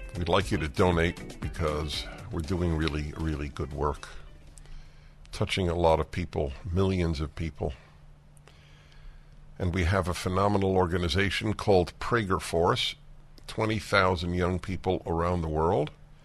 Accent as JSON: {"language": "English", "country": "United States", "tie": "born or raised there", "said": "I grew up in the United States of America."}